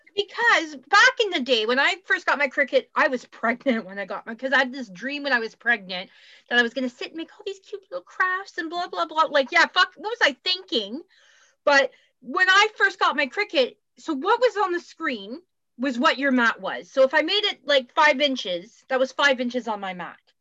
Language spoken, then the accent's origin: English; Canada; accent: Canadian; I'm still Canadian